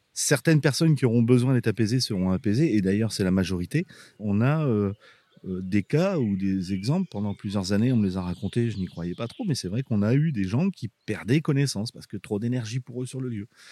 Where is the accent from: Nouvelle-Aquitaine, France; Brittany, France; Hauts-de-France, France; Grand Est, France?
Hauts-de-France, France; Abbeville; also born or lived in Boulogne-sur-Mer; je suis né à Boulogne-sur-Mer et puis mon père était, était policier, était flic et euh, il est arrivé à Abbeville et donc j'ai grandi à Abbeville